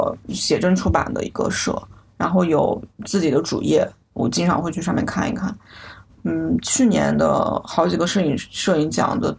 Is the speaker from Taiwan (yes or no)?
no; China; 我就说我是从中国来的